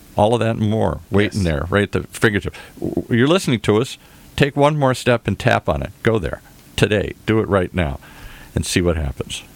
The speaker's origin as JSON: {"language": "English", "town": "Detroit", "region": "Michigan", "country": "United States", "tie": "born or raised there", "said": "I grew up in the Midwest, hardworking people"}